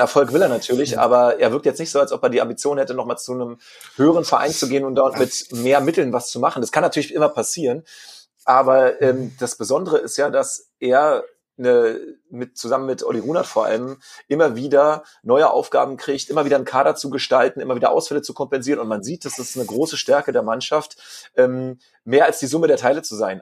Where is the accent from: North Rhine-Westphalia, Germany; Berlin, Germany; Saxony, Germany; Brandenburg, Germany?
Brandenburg, Germany; in meiner Kindheit, in den 90er äh, Jahren in Brandenburgischen, wo ich herkomme